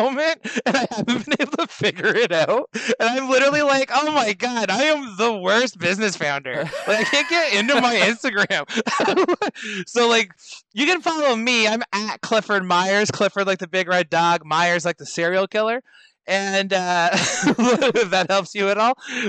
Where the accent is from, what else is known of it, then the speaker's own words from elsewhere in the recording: Canada; I'm a Canadian